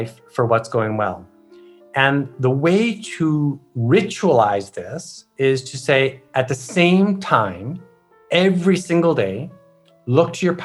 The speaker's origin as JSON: {"language": "English", "country": "Canada", "said": "I'm Canadian"}